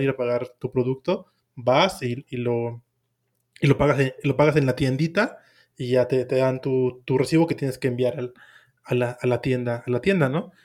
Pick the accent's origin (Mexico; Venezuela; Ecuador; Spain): Mexico; soy, soy de México